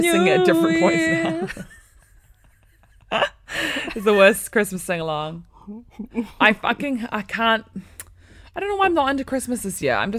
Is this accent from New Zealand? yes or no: yes; New Zealand; now in England; We're from New Zealand, yeah.